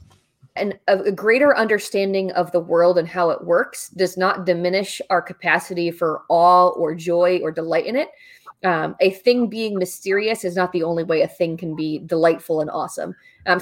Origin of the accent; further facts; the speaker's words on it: New Jersey, United States; moved away; I am from New Jersey